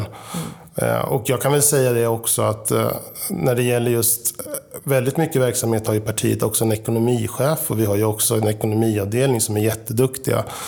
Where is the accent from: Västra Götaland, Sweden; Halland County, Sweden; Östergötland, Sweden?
Östergötland, Sweden; Linköping; moved away as an adult; now in Sollentuna, Sweden; bor just nu i Sollentuna sedan 1996, men är född och uppväxt i Linköping